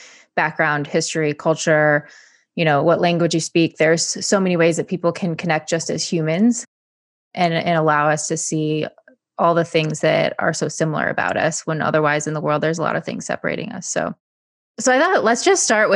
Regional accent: Michigan, United States; growing up in Michigan, we both were born in Michigan

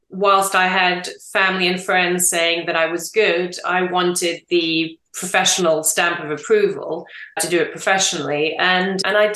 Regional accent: England, United Kingdom; also born or lived in France; Two, coming home to England, which was also huge because I didn't really know where home was. I'm English and French, and I didn't think I'd be in either England or France.

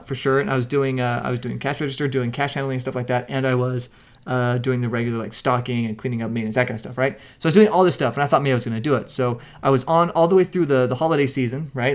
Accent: Mesquite, Nevada, United States; I grew up in Mesquite, Nevada

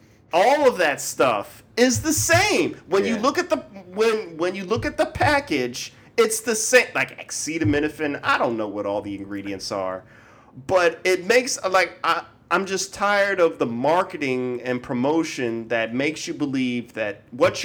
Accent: Baltimore, Maryland, United States

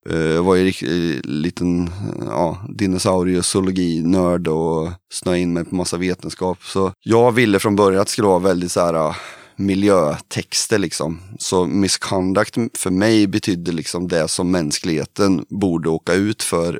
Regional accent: Kristinehamn, Värmland, Sweden; vi kommer ju från Kristinehamn i Värmland då.

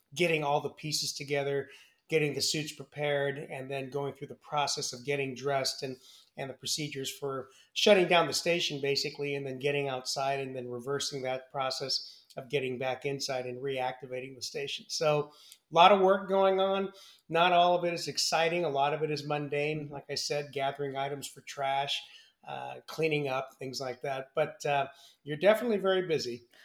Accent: San Francisco Bay Area, California, United States; also born or lived in Milwaukee, Wisconsin / Wichita, Kansas; I grew up in the San Francisco Bay Area

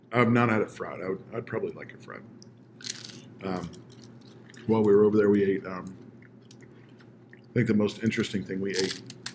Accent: Pennsylvania, United States; growing up in Pennsylvania

